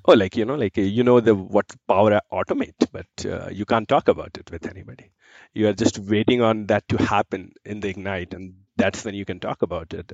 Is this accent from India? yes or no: yes; Giridih, Jharkhand, India; moved away as an adult; now in Calgary, Canada; I come from India. So I am born and brought up in east of India, which is a small city called Giriti in Jharkhand